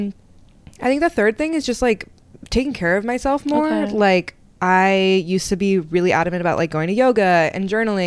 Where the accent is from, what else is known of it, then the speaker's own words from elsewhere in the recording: Seattle, Washington, United States; moved away as an adult; also born or lived in Wisconsin / Los Angeles; now in New York City, United States; I grew up in Seattle, born and raised